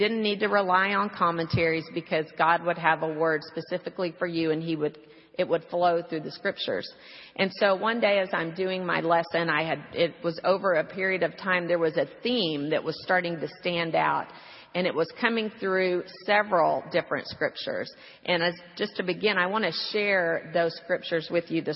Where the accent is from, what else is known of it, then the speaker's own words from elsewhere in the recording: Houston, Texas, United States; My hometown, as I said, was Houston